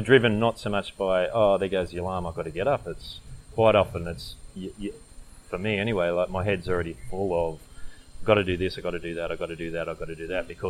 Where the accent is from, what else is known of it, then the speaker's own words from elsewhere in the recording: Young, New South Wales, Australia; moved away; also born or lived in Canberra; I grew up in a country town before we moved to Canberra, I grew up in Young, and, you know, that's just surrounded by cherry trees and stone fruit